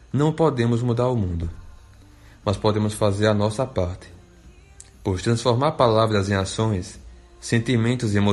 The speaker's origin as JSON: {"language": "Portuguese", "town": "Japoatã", "region": "Sergipe", "country": "Brazil", "lives_now": "Neópolis, Brazil", "said": "Hoje resido em Neópolis, mas vim de Japoatã."}